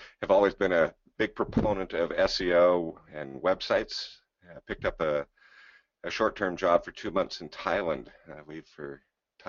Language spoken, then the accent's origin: English; San Diego, California, United States; also born or lived in Santa Barbara; I grew up in San Diego.